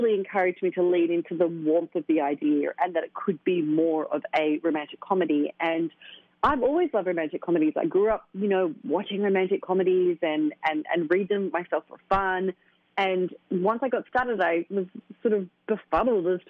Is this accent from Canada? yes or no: no; Australia; moved away as an adult; now in New York, United States; my hometown of Australia